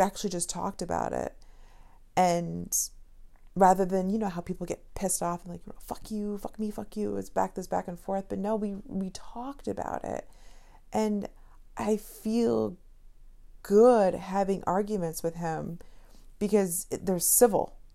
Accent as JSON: {"language": "English", "region": "Connecticut", "country": "United States", "said": "I'm from Connecticut, but, you know, people from Connecticut don't have accents whatsoever."}